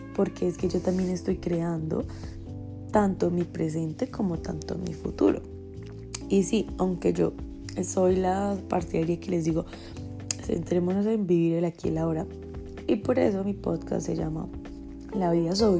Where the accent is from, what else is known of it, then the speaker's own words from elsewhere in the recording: Colombia; estuve en, mi pueblo natal y había ferias y fiestas. O sea, en Colombia ferias y fiestas